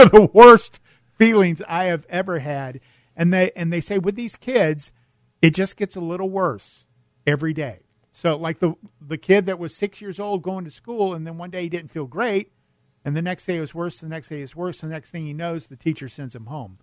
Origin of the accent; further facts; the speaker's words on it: El Cajon, California, United States; moved away; I grew up in El Cajon, down in San Diego County